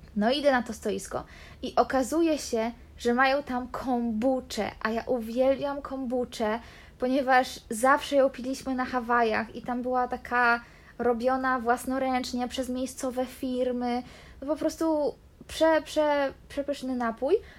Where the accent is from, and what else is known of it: Poland; now in Canary Islands, Spain